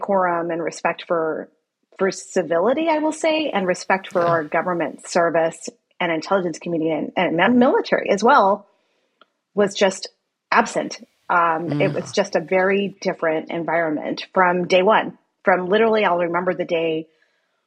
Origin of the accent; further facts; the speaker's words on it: El Paso, Texas, United States; moved away; my hometown of El Paso